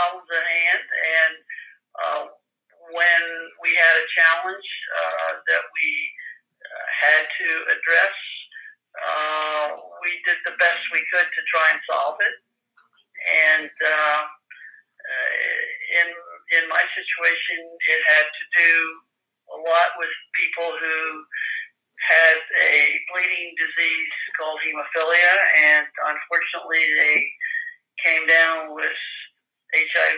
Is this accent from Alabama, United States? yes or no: no; York, Pennsylvania, United States; now in Hershey, United States; I grew up in York